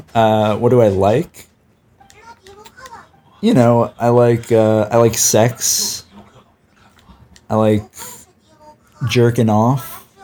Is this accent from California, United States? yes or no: yes; California, United States; I'm from California. How about you? Wasting away in the sunshine.